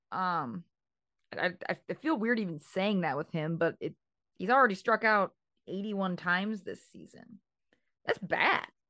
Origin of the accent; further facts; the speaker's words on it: North Dakota, United States; now in Minnesota, United States; I was born in Minnesota, raised in North Dakota, still Twins territory, and now I live in Minnesota again.